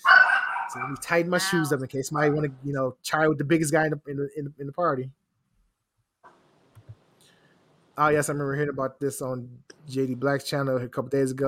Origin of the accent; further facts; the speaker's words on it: Philadelphia, Pennsylvania, United States; I'm from Philadelphia